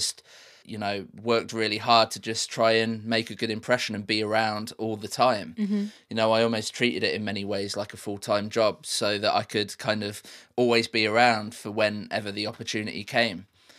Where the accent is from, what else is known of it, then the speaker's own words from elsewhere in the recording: Midlands, United Kingdom; So where I grew up in the Midlands in the UK, just in a city about 30 miles outside of Birmingham, there was way more opportunities in live sound.